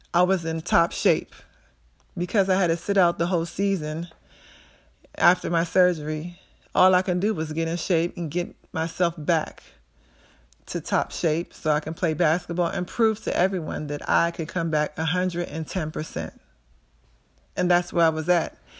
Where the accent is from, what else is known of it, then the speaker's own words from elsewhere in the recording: Prince George's County, Maryland, United States; also born or lived in Pittsburgh; I grew up in Prince George's County, Maryland, where I attended Central High School